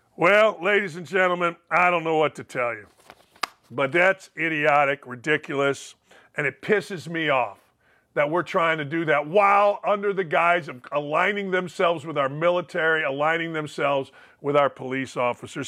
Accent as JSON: {"language": "English", "town": "Gary", "region": "Indiana", "country": "United States", "tie": "born or raised there", "said": "my hometown of Gary, Indiana"}